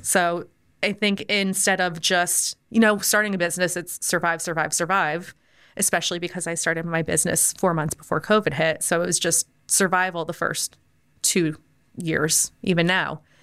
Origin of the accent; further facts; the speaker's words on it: United States; moved away as an adult; now in Orlando, United States; I grew up right outside New York